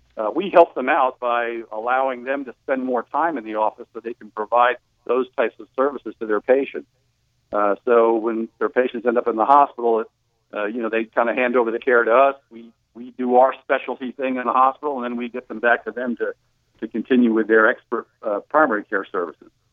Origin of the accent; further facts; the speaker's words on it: New Jersey, United States; moved away; I grew up in New Jersey